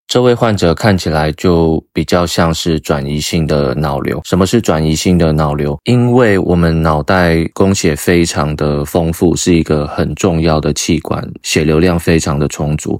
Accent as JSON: {"language": "Chinese", "town": "Taichung", "country": "Taiwan", "said": "我们是台中人嘛，他就读，呃，台中一中"}